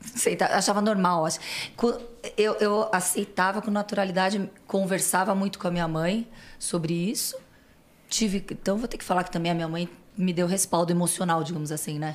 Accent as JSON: {"language": "Portuguese", "town": "Santos", "region": "São Paulo", "country": "Brazil", "tie": "born or raised there", "also_born_or_lived": "Niterói", "accent": "São Paulo", "moved": "as an adult", "lives_now": "São Paulo, Brazil", "said": "E aí a minha infância até a faculdade foi em Santos. Vim fazer faculdade em São Paulo e não saí mais."}